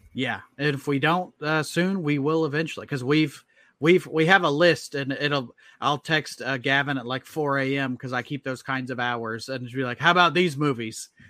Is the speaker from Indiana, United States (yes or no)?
yes; Indianapolis, Indiana, United States; I'm from Indianapolis